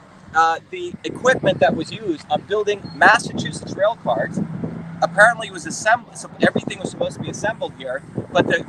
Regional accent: India; now in United States; I grew up in India

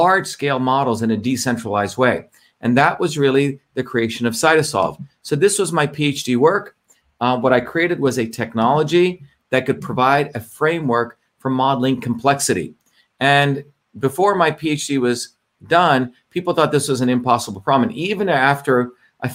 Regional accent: India; when I grew up in India

